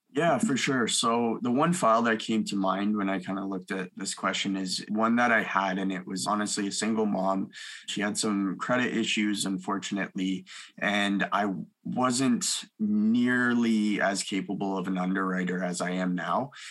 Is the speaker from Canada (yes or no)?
yes; Milton, Ontario, Canada; also born or lived in Mississauga, Ontario; I uh, grew up between Milton, Ontario and Mississauga. I was born in Mississauga